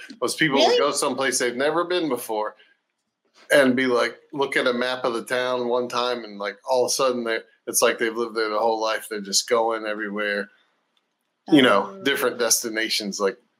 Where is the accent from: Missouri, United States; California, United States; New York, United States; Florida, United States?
Florida, United States; And I'm not a Southern person. I'm from Florida.